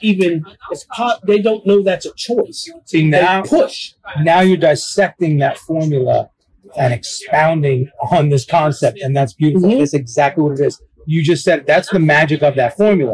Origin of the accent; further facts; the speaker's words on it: New York, United States; I'm from New York.